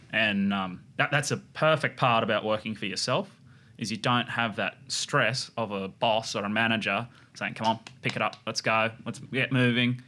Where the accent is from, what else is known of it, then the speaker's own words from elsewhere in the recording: Harwood, New South Wales, Australia; moved away as an adult; also born or lived in Brookvale, New South Wales; I was born and raised in the Clarence Valley